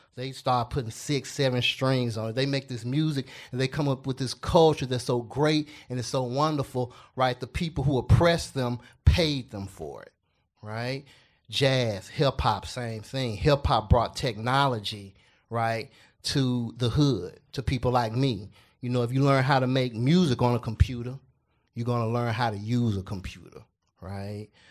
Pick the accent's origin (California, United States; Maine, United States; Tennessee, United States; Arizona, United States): Tennessee, United States; Memphis; I grew up in Castalia Heights